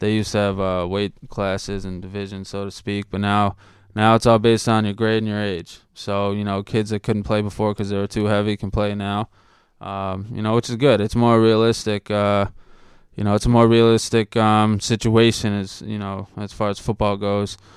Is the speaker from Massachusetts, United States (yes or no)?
yes; Shrewsbury, Massachusetts, United States; also born or lived in Boston; I was born in Boston, and then, uh, eventually I grew up in Shrewsbury.